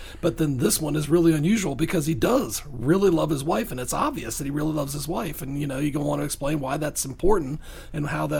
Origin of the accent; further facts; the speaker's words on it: Virginia, United States; now in Coweta County, United States; I'm from Virginia.